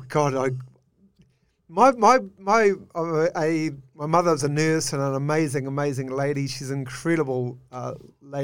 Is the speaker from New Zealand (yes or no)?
yes; Whangarei, Northland, New Zealand; I grew up in Whangarei in a suburb, clearly, Carmo